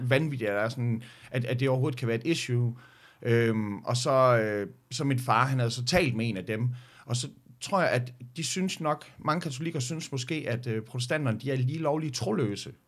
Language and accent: Danish; Skanderborg, Central Denmark Region, Denmark; jeg var fra Skanderborg